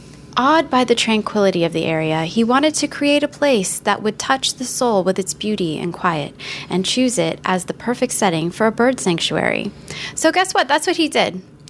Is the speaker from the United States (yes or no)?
yes; Florida, United States; even growing up in Florida